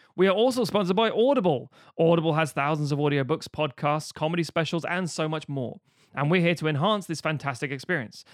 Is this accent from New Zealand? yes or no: no; Ireland; mostly as an Irish person